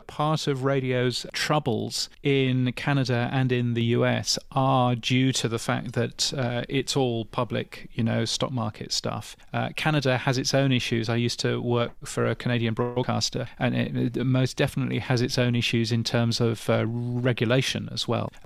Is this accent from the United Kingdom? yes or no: yes; United Kingdom; as a Brit